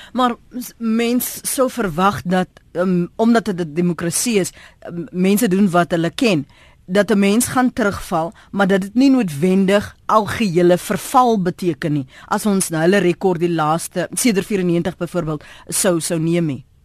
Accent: South Africa; ons as Suid-Afrikaners

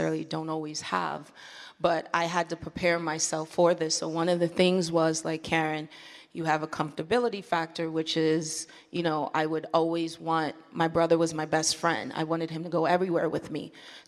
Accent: East Coast, United States; moved away as an adult; now in Los Angeles, United States; I'm originally from the East Coast

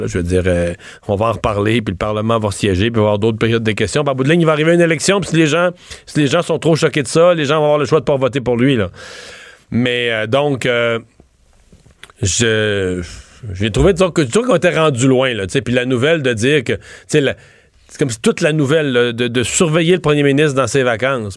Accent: Quebec, Canada

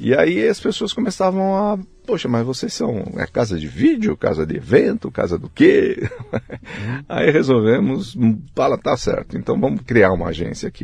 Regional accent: São Paulo, Brazil; Eu nasci aqui em São Paulo

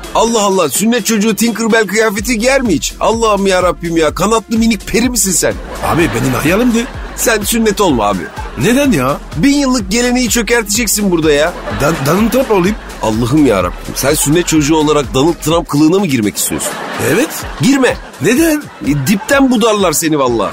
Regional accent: Turkey

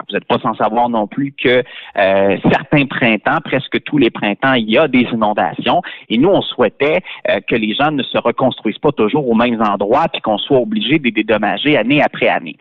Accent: Beauce, Quebec, Canada; chez nous en Beauce

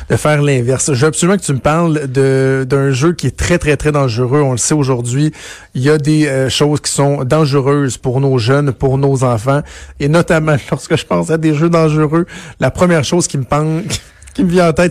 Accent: Laval, Quebec, Canada; Non, je suis de Laval.

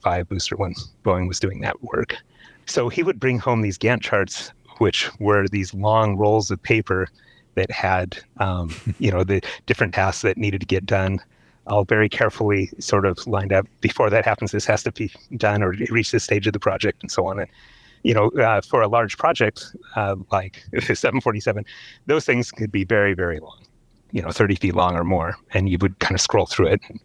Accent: Seattle, Washington, United States; I grew up in Seattle

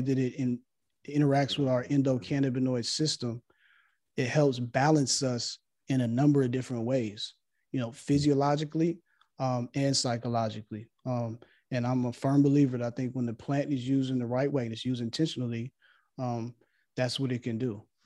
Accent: Los Angeles, California, United States; growing up in Los Angeles

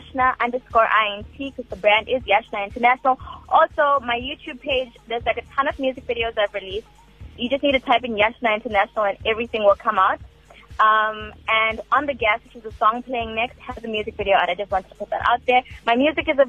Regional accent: Durban, KwaZulu-Natal, South Africa; I'm from Malvern

